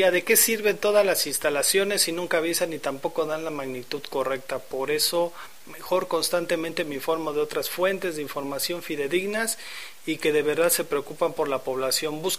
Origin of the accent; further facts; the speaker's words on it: Guerrero, Mexico; soy del estado de Guerrero.